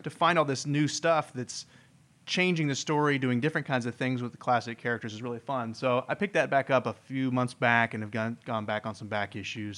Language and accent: English; Indiana, United States; moved away; I'm originally from Indiana, the uh, home of corn